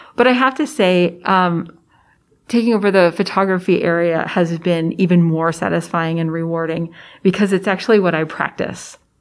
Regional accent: Prairie Village, Kansas, United States; I grew up in Prairie Village, Kansas, which is a suburb of Kansas City

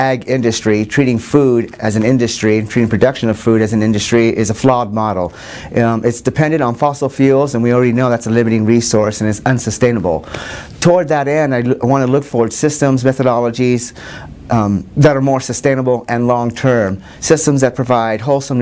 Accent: Denver, Colorado, United States; moved away as an adult; now in Nebraska, United States; I'm from Denver, Colorado.

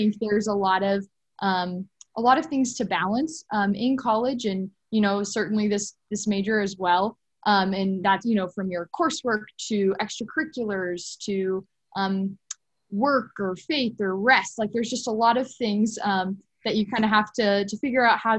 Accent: Lincoln, Nebraska, United States; I'm from Lincoln, Nebraska

